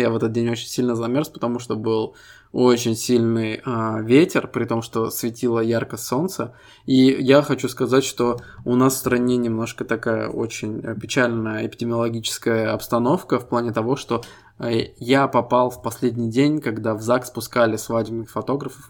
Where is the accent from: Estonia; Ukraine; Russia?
Estonia; Мы ребята из Эстонии